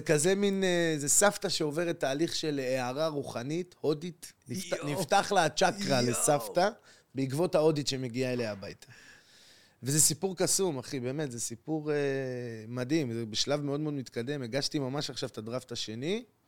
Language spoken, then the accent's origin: Hebrew; Acre, Northern District, Israel; moved away as an adult; now in Tel Aviv, Israel; באתי מעכו לתל אביב